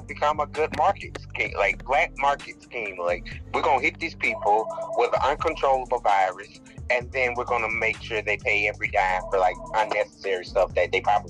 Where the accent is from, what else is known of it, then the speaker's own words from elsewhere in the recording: Florida, United States; Yep, born and raised in the Sunshine State. That's me. Born here